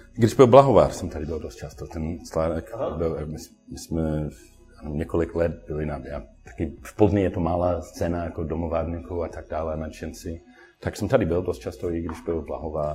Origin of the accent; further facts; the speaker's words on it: Sydney, New South Wales, Australia; Czech is a second language; moved away as an adult; now in Plzeň, Czechia; já jsem dlouho byl domovárník a prostě pivný nadšenec v Austrálii, jak jsem původně ze, ze Sydney